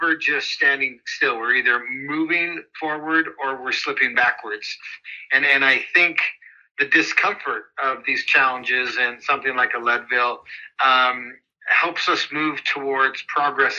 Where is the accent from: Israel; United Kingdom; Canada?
Canada; Calgary, Alberta; moved away as an adult; now in United States; I'm actually originally from Calgary, Alberta, Canada